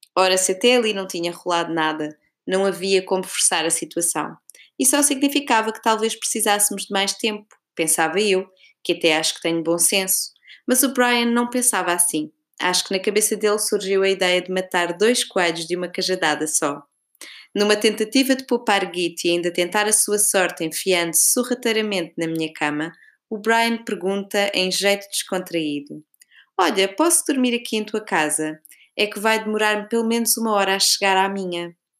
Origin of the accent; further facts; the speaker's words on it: Portugal; moved away; pergunta-me de onde sou e quando digo Portugal